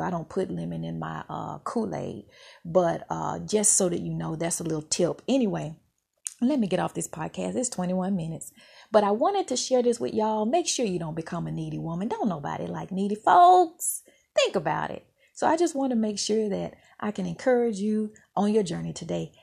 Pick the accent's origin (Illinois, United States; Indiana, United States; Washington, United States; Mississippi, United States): Mississippi, United States; moved away; where I grew up in Mississippi